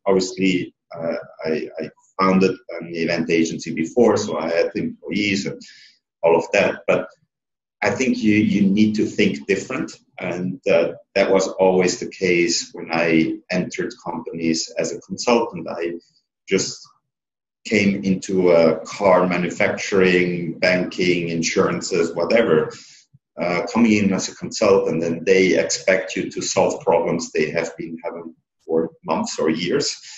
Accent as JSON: {"language": "English", "country": "Switzerland", "tie": "born or raised there", "said": "Being a secondo, so being an Italian and growing up in Switzerland, you're somehow not a Swiss"}